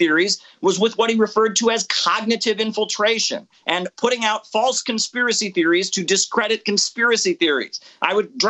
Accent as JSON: {"language": "English", "country": "United States", "said": "as an American"}